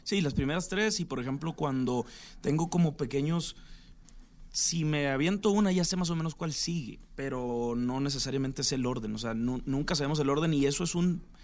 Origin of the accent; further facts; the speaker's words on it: Sinaloa, Mexico; yo soy de Sinaloa también.